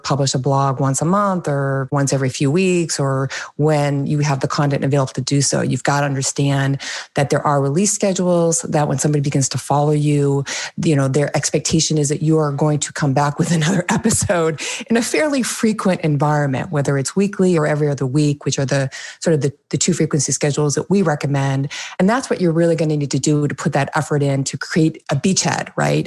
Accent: New England, United States; also born or lived in Phoenix area, Arizona; now in Arizona, United States; I'm from New England. I'm a New Englander. I'm a fast talker, even though I live in the Valley of the Sun like you

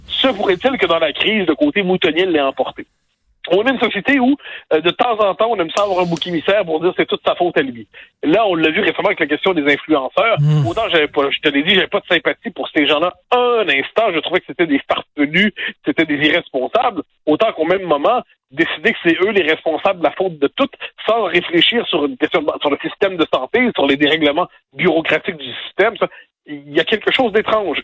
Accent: Quebec, Canada; now in France; je suis en France, je suis un Québécois, hein, donc j'ai tous hmm. nos codes culturels

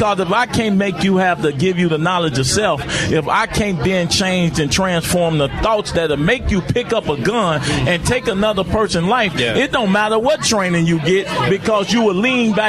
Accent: Inglewood, California, United States

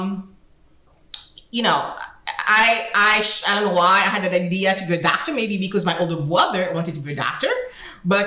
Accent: Haiti; English is a second language; moved away as an adult; also born or lived in New York; now in United States; I was born and I grew up in Haiti

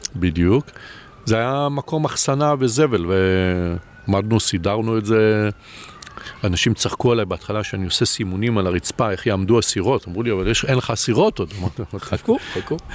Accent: Israel; אני כישראלי

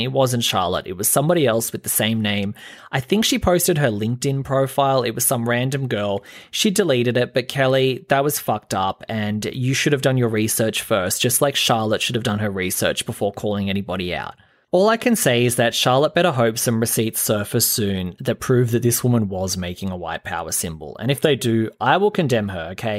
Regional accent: Australia; I'm an Aussie

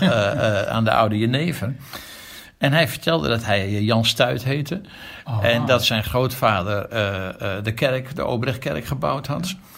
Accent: Amsterdam, North Holland, Netherlands; ik ben geboren in een dorp, katholiek Amsterdam Zuid, jaren 50. Daar ben ik opgegroeid

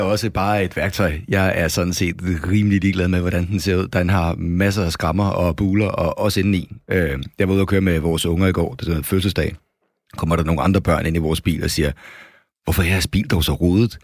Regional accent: Copenhagen, Capital Region of Denmark, Denmark; moved away as an adult; now in Jutland, Denmark; jeg er jo københavner, kan man sikkert høre

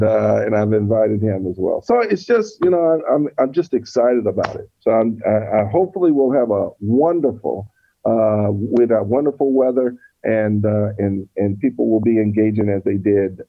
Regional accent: Elkhart, Indiana, United States; when we grew up in Elkhart, it was what I call and what is fondly known in a style or type vernacular around cities as a legacy city. It's one of these cities that you know, we're in a manufacturing hub, right?

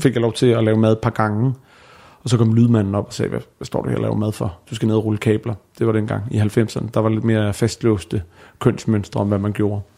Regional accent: Bornholm, Capital Region of Denmark, Denmark; now in Copenhagen, Denmark; på Bornholm, hvor jeg er fra

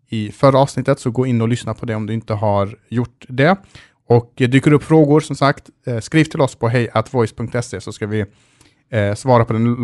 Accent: Sweden; som svensk som man är så ska, alltid, så ska man alltid göra en husesyn

